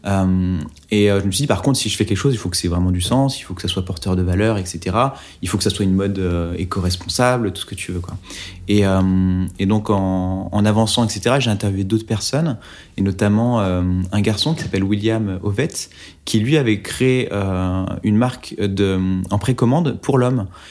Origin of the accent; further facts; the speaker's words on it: Oyonnax, Auvergne-Rhône-Alpes, France; J'ai grandi à Oyonnax, dans l'Ain